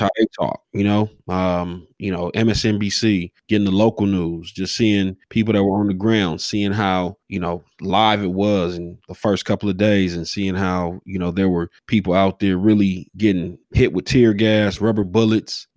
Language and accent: English; Los Angeles, California, United States; coming up in South Central, being from the hood